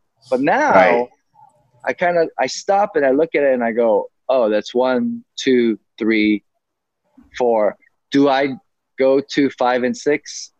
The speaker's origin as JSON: {"language": "English", "region": "Georgia", "country": "United States", "tie": "born or raised there", "said": "growing up in Georgia"}